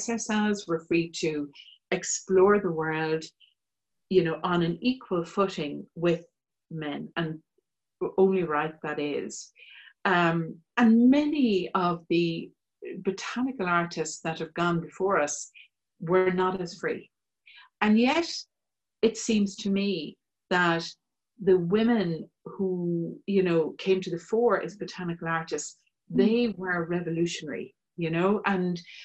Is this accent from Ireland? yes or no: yes; Kilkenny, Leinster, Ireland; And I grew up in Kilkenny. I'm living in Kilkenny now